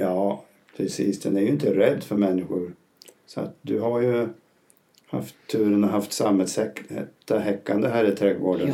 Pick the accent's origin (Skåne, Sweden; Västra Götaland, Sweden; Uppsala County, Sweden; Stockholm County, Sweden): Uppsala County, Sweden; northern Uppland, lower Dalälven; moved away as an adult; also born or lived in Gysinge; now in Spain; Jag kommer från norra Uppland vid nedre Dalälven. Jag är 71 år, bor numera i Spanien.